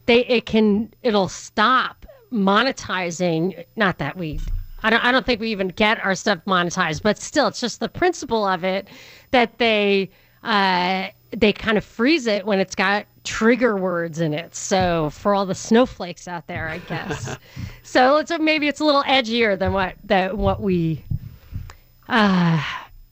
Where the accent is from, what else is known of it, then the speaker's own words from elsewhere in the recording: New York, United States; I'm from New York